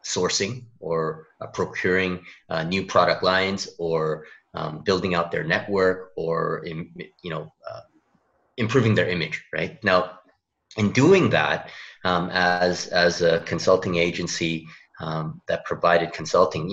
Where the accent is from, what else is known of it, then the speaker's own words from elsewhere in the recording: Canada; moved away as an adult; now in South Korea; I am actually a Canadian, kind of implanted into Korea now. I've been here for about 10 years.